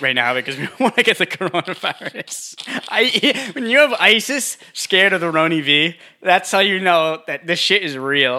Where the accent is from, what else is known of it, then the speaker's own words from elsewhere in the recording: United States; I'm American